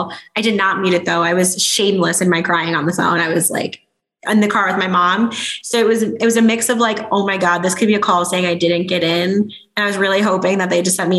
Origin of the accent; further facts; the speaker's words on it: Chicago, Illinois, United States; moved away; I am born and raised in Chicago